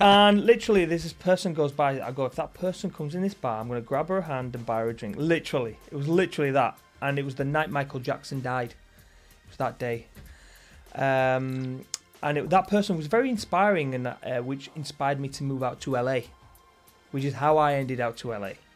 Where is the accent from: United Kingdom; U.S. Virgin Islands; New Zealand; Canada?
United Kingdom; the north of England; now in Los Angeles, United States